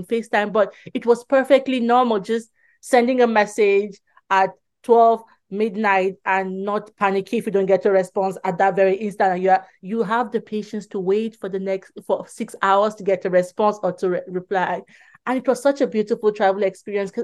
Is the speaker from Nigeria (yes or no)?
yes; Nigeria; now in England, United Kingdom; I'm originally from Nigeria, so we still had our Nigerian passport